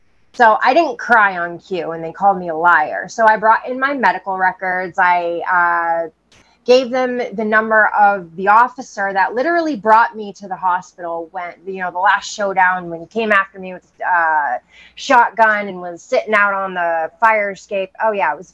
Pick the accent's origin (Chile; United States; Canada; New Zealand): United States; Maine; I grew up in Maine